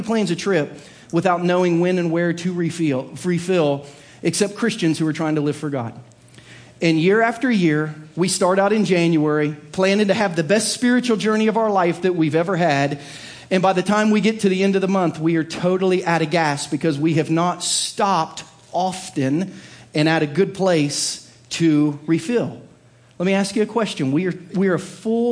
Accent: Southern Ohio, United States; growing up in Southern Ohio

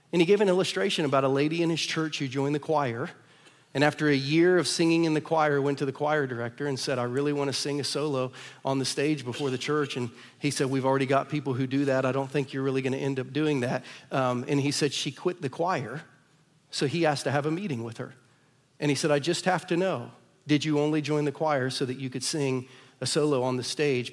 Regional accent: Ohio, United States; now in Lee's Summit, United States; I'm from Ohio

